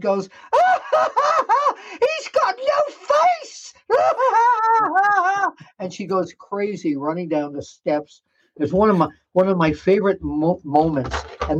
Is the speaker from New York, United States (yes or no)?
yes; New York City, New York, United States; the apartment building I grew up in Queens, New York.